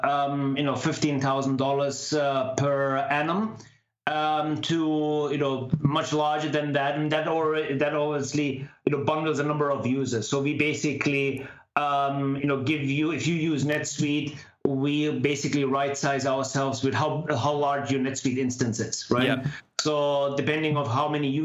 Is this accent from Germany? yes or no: yes; Germany; moved away as an adult; now in Palo Alto, United States; I originate from back in Germany. I'm half Indian, half German. And spent most of my time back in Germany